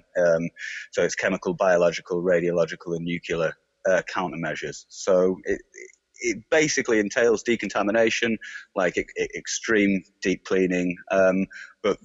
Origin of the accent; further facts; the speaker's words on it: Lancashire, North West England, United Kingdom; I'm originally from Lancashire